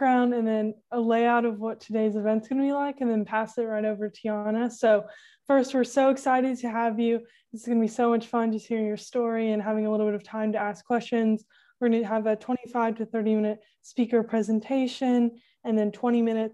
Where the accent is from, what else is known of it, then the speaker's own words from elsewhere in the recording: Louisville, Kentucky, United States; From Louisville, Kentucky